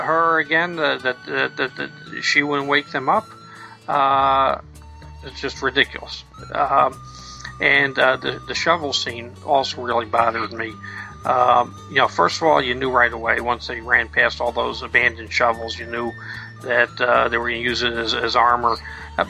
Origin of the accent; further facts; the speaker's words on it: New York City, New York, United States; I grew up in Brooklyn